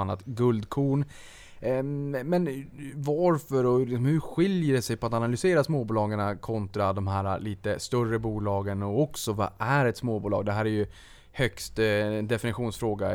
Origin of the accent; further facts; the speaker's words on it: Boden, Norrbotten County, Sweden; jag är ju från Boden